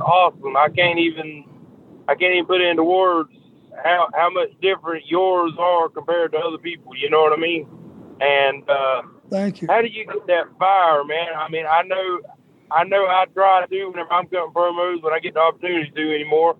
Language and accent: English; South Carolina, United States; Uh, South Carolina. It's about thirty minutes from Myrtle Beach, South Carolina.